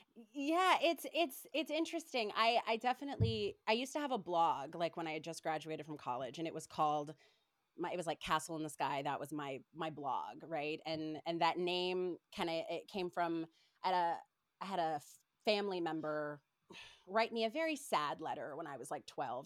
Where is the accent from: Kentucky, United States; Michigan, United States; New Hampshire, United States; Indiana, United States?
Kentucky, United States; Paducah; I was born and raised in Kentucky, like, Paducah, Kentucky, very small town